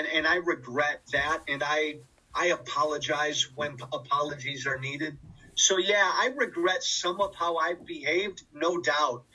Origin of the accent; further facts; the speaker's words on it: Chicago, Illinois, United States; I grew up in Chicago, born and raised